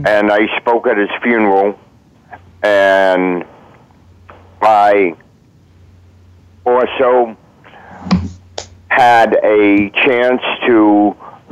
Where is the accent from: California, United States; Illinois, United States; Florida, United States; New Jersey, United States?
Florida, United States; Miami; I was born here in Miami. Went to kindergarten school down here and went to elementary and went to a little bit of junior high